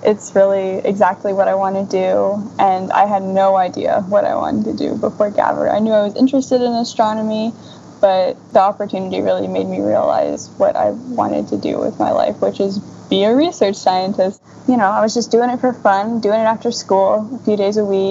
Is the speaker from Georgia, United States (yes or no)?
no; Tampa, Florida, United States; moved away as an adult; now in Pittsburgh, United States; I'm from Tampa. I was born in Pittsburgh, and I go to school at University of Pittsburgh